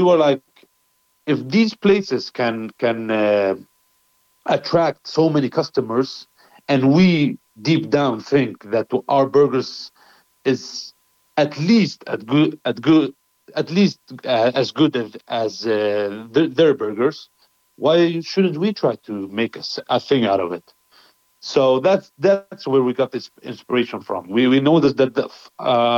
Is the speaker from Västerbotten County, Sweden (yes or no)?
no; Stockholm, Stockholm County, Sweden; We grew up together here in Stockholm, Sweden.